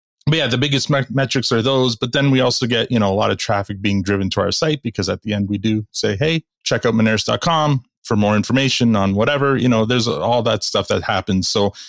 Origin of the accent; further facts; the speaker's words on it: Canada; We're Canadian and we're a business podcast